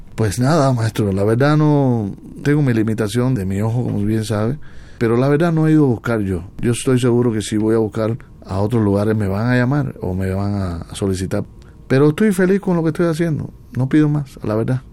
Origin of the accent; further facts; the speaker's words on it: Cuba; now in Mexico; en mi tierra no fui profeta